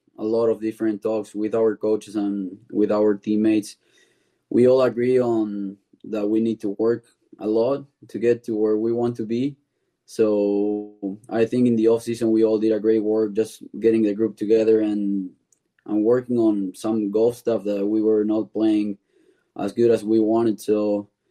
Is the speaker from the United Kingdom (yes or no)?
no; Buenos Aires, Argentina; moved away as an adult; I'm from Buenos Aires